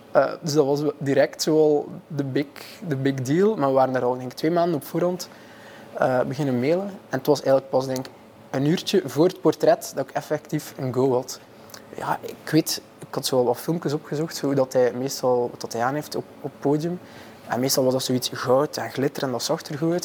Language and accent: Dutch; Maldegem, Flanders, Belgium; ik ben oorspronkelijk van Maldegem, zo'n hoekje Oost-Vlaanderen